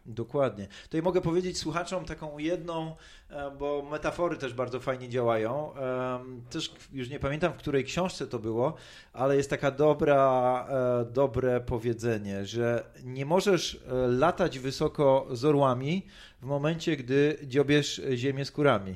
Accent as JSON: {"language": "Polish", "town": "Tarnów", "region": "Lesser Poland", "country": "Poland", "tie": "born or raised there", "said": "urodziłem się w Tarnowie"}